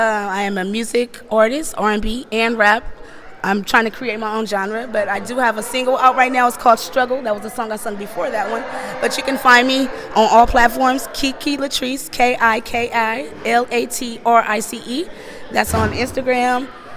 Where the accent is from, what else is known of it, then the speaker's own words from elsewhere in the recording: San Francisco, California, United States; And I am from San Francisco.